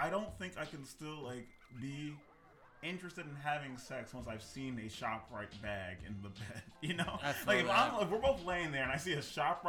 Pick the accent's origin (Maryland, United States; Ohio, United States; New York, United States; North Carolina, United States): New York, United States; moved away; growing up in New York